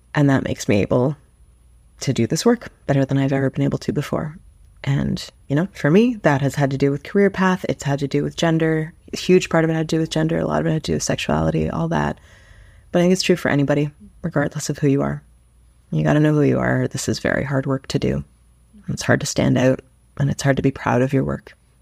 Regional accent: Toronto, Ontario, Canada; also born or lived in Vancouver; I was born and raised in Toronto, and I've lived other places, and I'm so happy that I've landed back here.

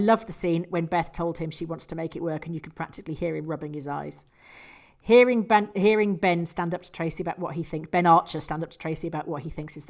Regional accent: Scotland, United Kingdom; I am from Scotland.

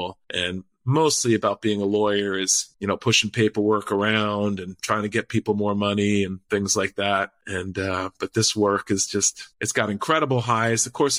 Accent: Puerto Rico; I speak Spanish from growing up in Puerto Rico.

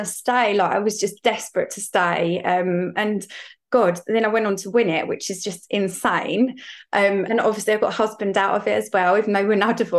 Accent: Essex, East of England, United Kingdom; I'm from Essex

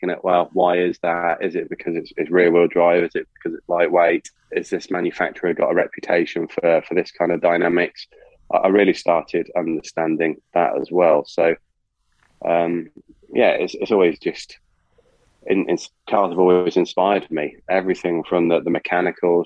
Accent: United Kingdom; I grew up near Silverstone

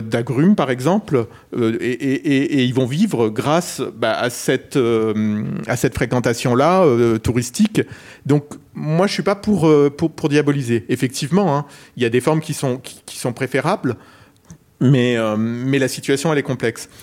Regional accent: Perpignan, Occitania, France; je viens de Perpignan

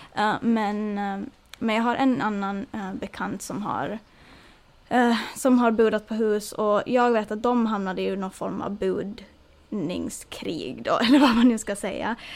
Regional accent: Åland Islands; moved away; som ålänning

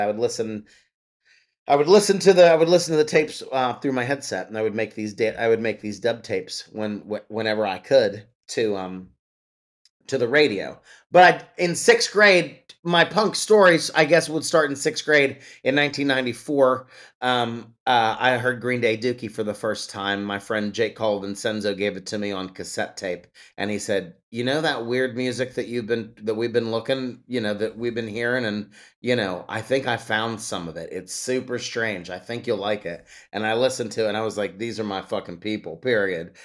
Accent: Pittsburgh, Pennsylvania, United States; my hometown of Pittsburgh, Pennsylvania

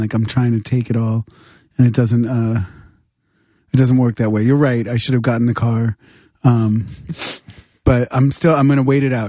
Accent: New Hampshire, United States; moved away; I grew up in New Hampshire.

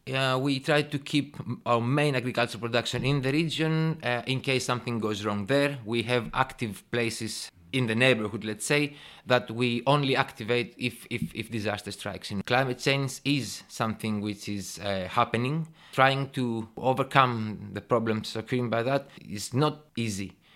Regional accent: Thessaloniki, Central Macedonia, Greece; also born or lived in England / Brighton; I was born and raised in Thessaloniki, Greece

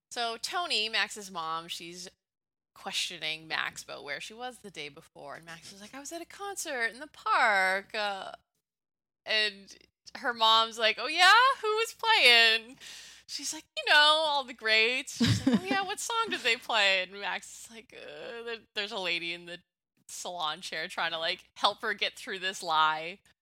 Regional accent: Canada; I'm from Canada.

